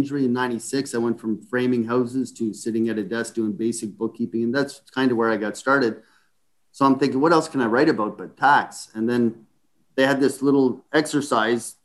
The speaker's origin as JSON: {"language": "English", "town": "Ottawa", "region": "Ontario", "country": "Canada", "tie": "born or raised there", "moved": "as an adult", "said": "I grew up in Ottawa"}